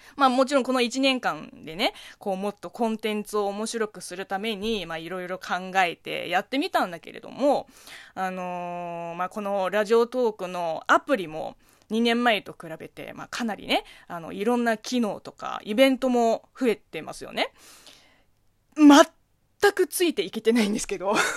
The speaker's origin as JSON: {"language": "Japanese", "region": "Zhejiang", "country": "China", "tie": "born or raised there", "second_language": "Japanese", "moved": "yes", "lives_now": "Japan", "said": "中国生まれ、中国育ちの私"}